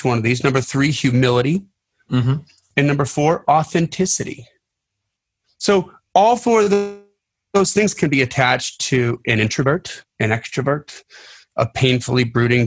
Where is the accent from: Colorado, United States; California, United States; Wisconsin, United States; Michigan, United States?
Wisconsin, United States; Delavan; I grew up in Delavan, Wisconsin